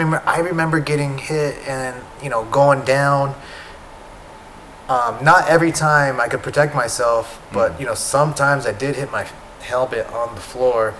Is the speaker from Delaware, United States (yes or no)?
no; San Diego, California, United States; I'm from San Diego